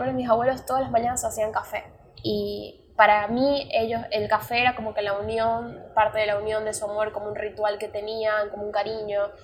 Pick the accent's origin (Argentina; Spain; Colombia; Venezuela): Venezuela; moved away; me fui de Venezuela